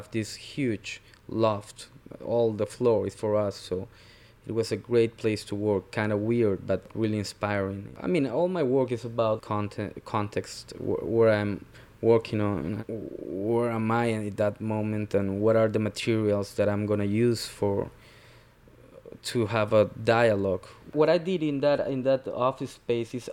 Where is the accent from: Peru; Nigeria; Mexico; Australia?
Peru; Lima; also born or lived in Brooklyn, New York; now in New York, United States; I'm originally from Lima, Peru. I work in Brooklyn, New York.